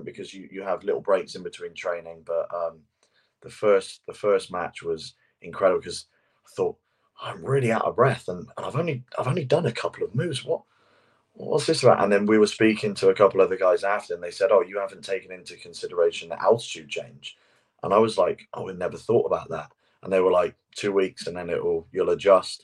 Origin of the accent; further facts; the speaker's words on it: England, United Kingdom; as two English guys